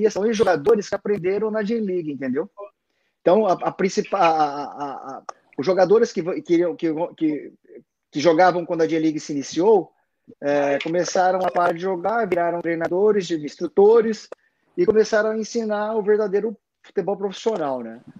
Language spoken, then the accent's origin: Portuguese; Brazil; moved away as an adult; now in Japan; Porque nós viemos do Brasil, a nossa raiz é brasileira. Eu fui educado até 24 anos no Brasil, entendeu?